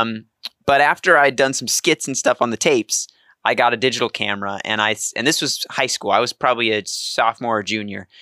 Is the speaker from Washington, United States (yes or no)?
no; Beatrice, Nebraska, United States; moved away; So, I'm from Nebraska originally, um, from a small town called Beatrice, Nebraska, twelve thousand people